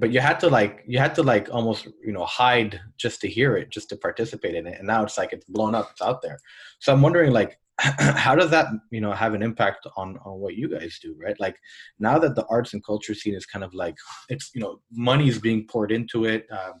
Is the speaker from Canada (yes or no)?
no; Saudi Arabia; I grew up in Saudi, right?